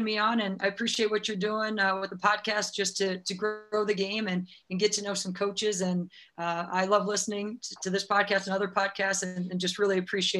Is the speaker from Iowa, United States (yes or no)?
yes; Owine, Iowa, United States; So Owine, my hometown